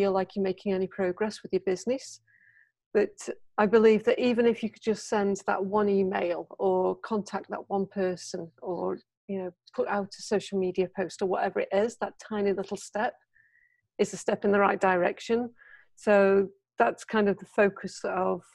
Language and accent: English; United Kingdom; moved away as an adult; now in Japan; I'm a Brit. I've been in Japan for over 20 years